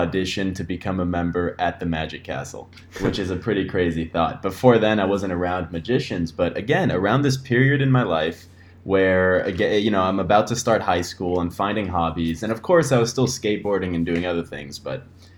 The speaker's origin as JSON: {"language": "English", "town": "Los Angeles", "region": "California", "country": "United States", "tie": "born or raised there", "said": "I'm born and raised in Los Angeles, still living in LA now"}